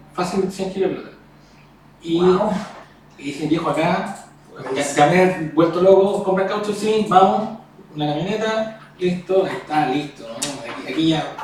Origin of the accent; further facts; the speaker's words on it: Chile; nosotros como chilenos